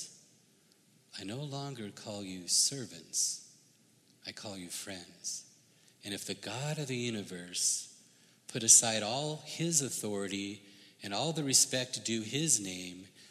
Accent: United States; I grew up in the United States.

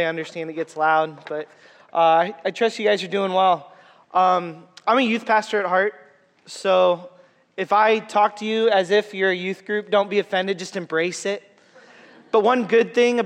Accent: Waterloo, Iowa, United States; I'm from Waterloo.

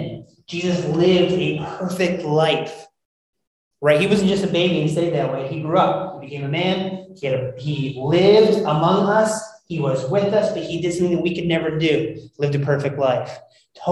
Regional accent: United States; being an American

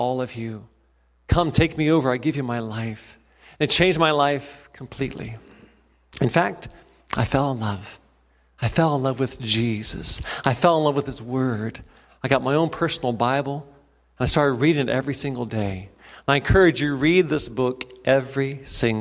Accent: Cincinnati, Ohio, United States; also born or lived in Indiana / Boston, Massachusetts; I grew up there in Cincinnati

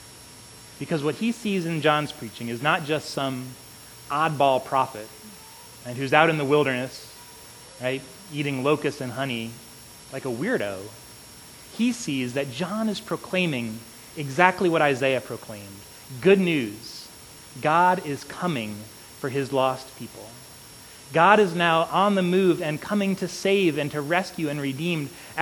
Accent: South Carolina, United States; now in California, United States; When Aubrey and I moved here 7 years ago to California, we came from South Carolina.

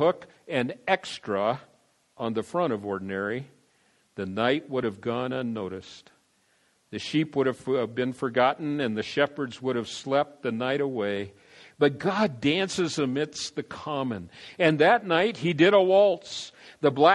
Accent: San Diego, California, United States; also born or lived in Denver, Colorado; I went to Grossmont High School in San Diego

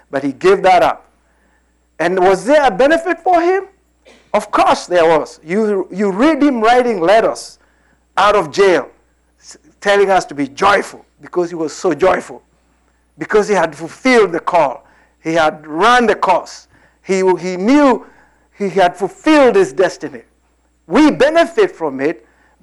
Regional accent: Kenya; moved away as an adult; also born or lived in Lafayette, Indiana; We had come out of British whatever colony in 1963. I was born in the British colony

